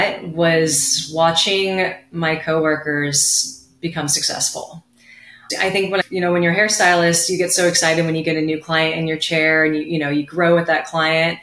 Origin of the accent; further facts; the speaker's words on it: Ventura County, California, United States; I was born here in Ventura County, California, Southern California baby